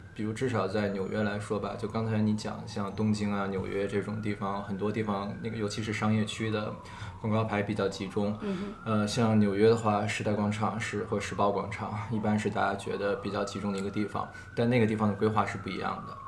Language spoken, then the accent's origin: Chinese; Beijing, China; now in New York, United States; 我本身是北京人